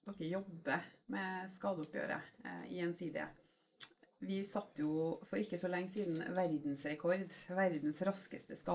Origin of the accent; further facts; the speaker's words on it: Moss, Østfold, Norway; Trondheim eller Moss, da, der vi {S2} kommer fra. {S0} vi bor